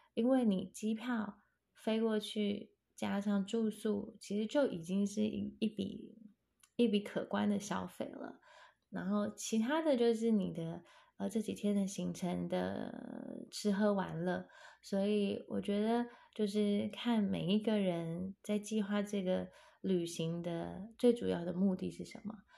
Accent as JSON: {"language": "Chinese", "country": "Taiwan", "said": "我们台湾人"}